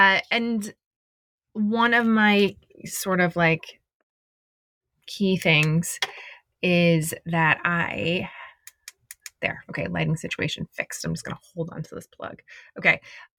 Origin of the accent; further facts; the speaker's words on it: Indiana, United States; also born or lived in Detroit; now in Los Angeles, United States; I live in Los Angeles. I've lived here, I think it's 16 years. Maybe it's 15, 16 next year. I was born in Detroit. My parents moved a lot for my dad's job. I went to high school and college in Indiana.